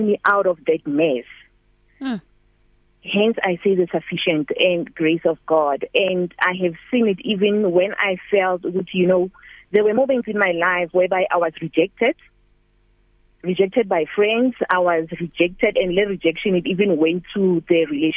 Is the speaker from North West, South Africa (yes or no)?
yes; Mahikeng, North West, South Africa; moved away as an adult; now in Vaal, South Africa; My hometown is in Mafikeng, born and bred there. Then I came to the Vaal almost 15 years ago